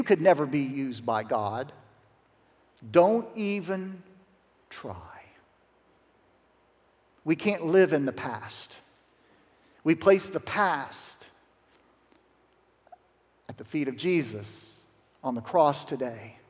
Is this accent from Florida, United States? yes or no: no; Zanesville, Ohio, United States; A little lady from Zanesville, Ohio. That's my hometown